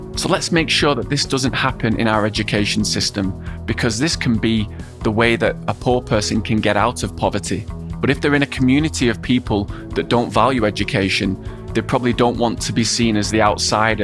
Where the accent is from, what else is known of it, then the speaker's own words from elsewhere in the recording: England, United Kingdom; also born or lived in Hong Kong; I've gone through the education system in England as both a student and a substitute teacher